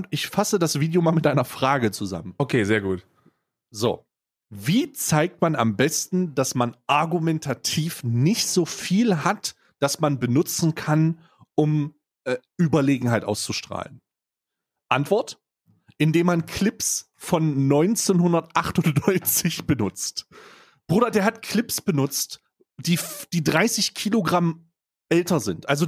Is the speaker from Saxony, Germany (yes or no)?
yes; Saxony, Germany; born there; obwohl ich als gebürtiger Ostdeutscher ja. äh, dafür prä prävestiniert bin, sogar gebürtiger Sachse.